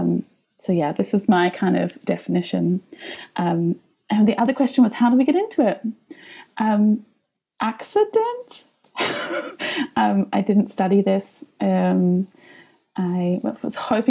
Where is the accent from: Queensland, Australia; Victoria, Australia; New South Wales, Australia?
Victoria, Australia; Melbourne; now in Riga, Latvia; My accent comes from the lands of the Wurundjeri and the Bunurong people of the Kulin Nations in a place called Naam. Most other people know it as Melbourne, Australia.